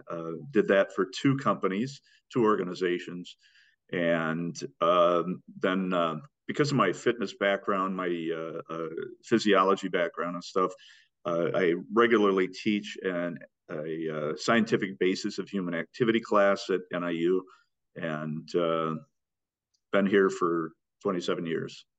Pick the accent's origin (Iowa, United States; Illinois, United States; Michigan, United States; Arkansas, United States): Iowa, United States; I grew up in Iowa.